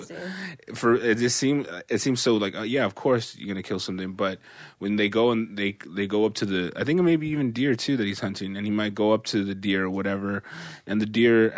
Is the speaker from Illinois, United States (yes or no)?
no; Stockton, California, United States; I'm from Stockton.